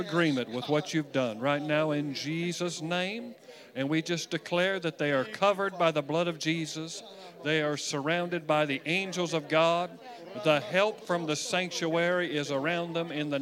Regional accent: Wichita, Kansas, United States; I was born in Wichita.

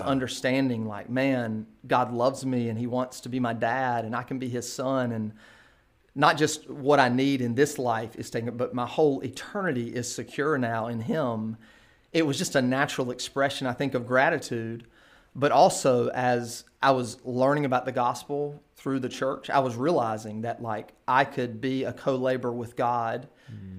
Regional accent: Kinston, North Carolina, United States; now in Durham, United States; born and raised in Kinston, North Carolina

